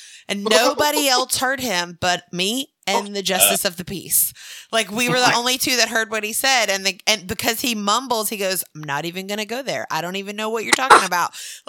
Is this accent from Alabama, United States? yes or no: yes; Mobile, Alabama, United States; moved away; I'm originally from Mobile.